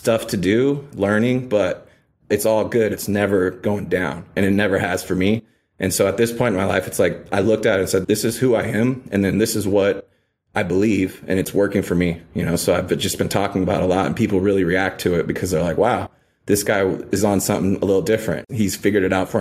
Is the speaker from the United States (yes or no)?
yes; Paradise, California, United States; moved away; also born or lived in Los Angeles, California / New York; I was born in Los Angeles. My parents divorced when I was 2. My mother remarried. We moved to Northern California. So I grew up in a town called Paradise, California